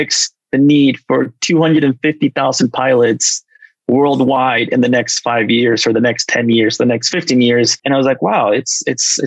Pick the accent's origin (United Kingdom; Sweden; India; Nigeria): Sweden; moved away; also born or lived in Mexico City, Mexico / Buenos Aires, Argentina / Los Angeles, United States; I grew up in Sweden, but we were expats for about 4 years. So I was fortunate enough to spend 3 years in Mexico City and 1 year in Buenos Aires, Argentina.